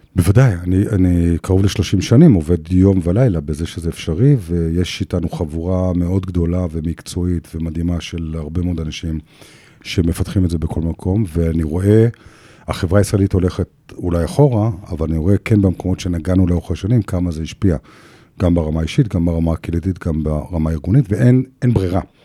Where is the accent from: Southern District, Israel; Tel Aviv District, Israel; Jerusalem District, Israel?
Jerusalem District, Israel; Jerusalem; בירושלים, אימא שלי מכינה, היא באה מעבודה, מכינה ארוחת צהריים, ואנחנו מדברים. עכשיו, היא, היא, וגדלתי בבית נהדר וחם ונורמטיבי